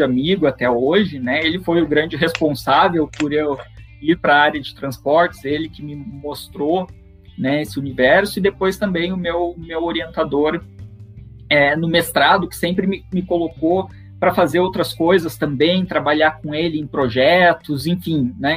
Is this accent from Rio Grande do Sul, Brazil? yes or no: yes; Rio Grande, Rio Grande do Sul, Brazil; moved away as an adult; also born or lived in São Carlos / São Paulo; eu sou natural de, da cidade de Rio Grande, no sul do, do Rio Grande do Sul